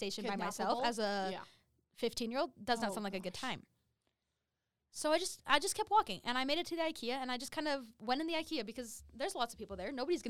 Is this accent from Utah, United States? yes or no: yes; Riverton, Utah, United States; I'm from Salt Lake area.